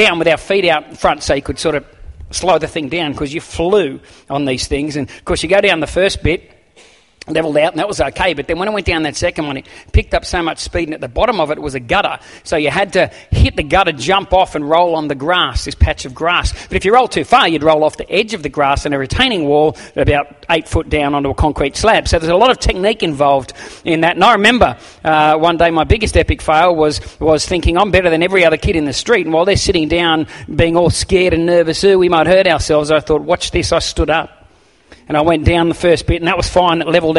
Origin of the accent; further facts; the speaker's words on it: Campbelltown, New South Wales, Australia; And I remember in Sydney, I grew up near Campbelltown.